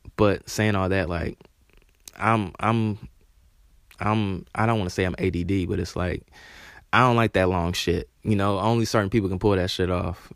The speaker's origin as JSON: {"language": "English", "town": "Charlotte", "region": "North Carolina", "country": "United States", "tie": "born or raised there", "said": "I'm from Charlotte"}